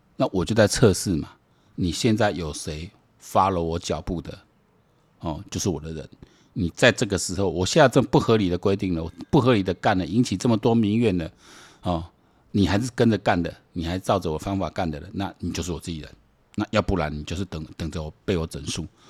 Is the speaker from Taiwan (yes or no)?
yes; Taiwan; 我们台湾人呢，我这一辈人呢，何其有幸